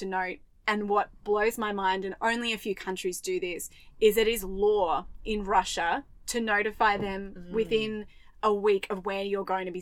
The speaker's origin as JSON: {"language": "English", "country": "Australia", "said": "I'm an Australian woman."}